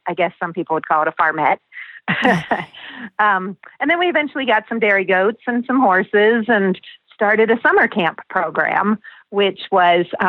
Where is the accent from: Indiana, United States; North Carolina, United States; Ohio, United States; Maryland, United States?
Ohio, United States; Cincinnati; now in Colorado, United States; I started as a city kid in Cincinnati, Ohio